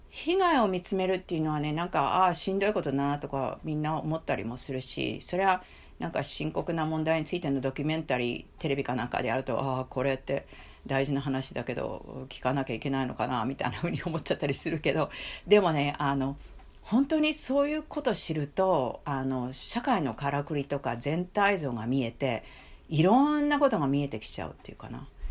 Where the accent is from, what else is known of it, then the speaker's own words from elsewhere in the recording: Japan; moved away; also born or lived in United States; 私はあの子供の頃から日本に住んでそしてアメリカに行った